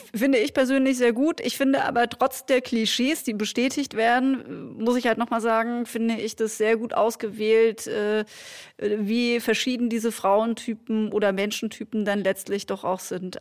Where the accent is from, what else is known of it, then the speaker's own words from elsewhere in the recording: Hildesheim, Lower Saxony, Germany; ich komme aus Hildesheim